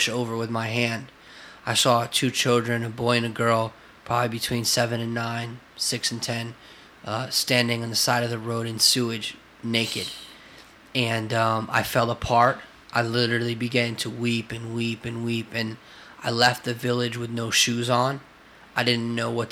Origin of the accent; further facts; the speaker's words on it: United States; being American and living in America, and I love our country.